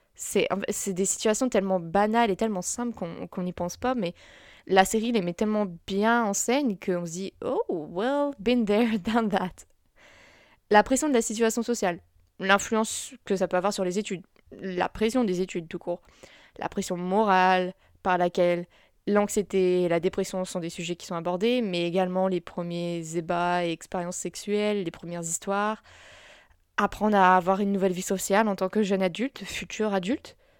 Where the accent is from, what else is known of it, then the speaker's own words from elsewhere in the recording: France; en tant que Français